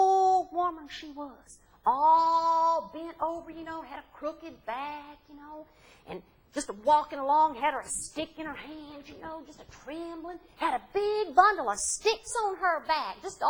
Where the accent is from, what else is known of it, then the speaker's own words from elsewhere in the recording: Appalachia, United States; accent: Appalachian; these Appalachian Jack tales that I grew up hearing, and I tell them in my dialects